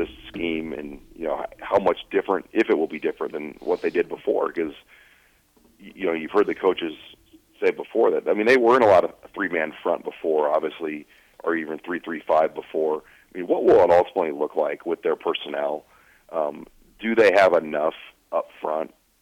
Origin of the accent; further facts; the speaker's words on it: Omaha, Nebraska, United States; I grew up in Omaha